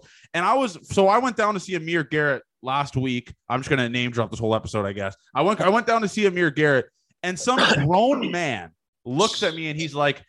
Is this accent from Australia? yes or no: no; Canada; I'm Canadian